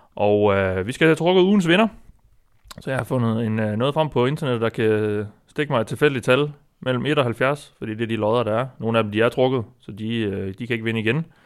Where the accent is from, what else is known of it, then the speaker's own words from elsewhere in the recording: North Jutland, North Denmark Region, Denmark; Jeg er fra Nordjylland